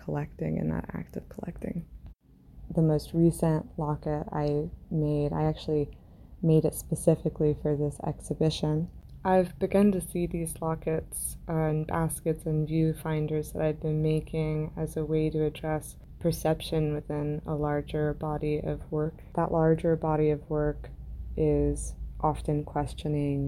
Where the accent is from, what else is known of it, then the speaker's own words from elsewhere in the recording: Indiana, United States; now in Delaware, United States; I'm originally from Indiana in the United States. I'm currently based out of Delaware in the US